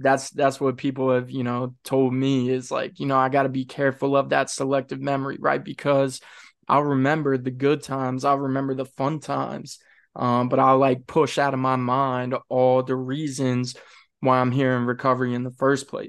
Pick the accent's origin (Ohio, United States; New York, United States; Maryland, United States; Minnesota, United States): Maryland, United States; Kent County, Eastern Shore; moved away; I grew up over there on the eastern shore, man. I grew up in Kent County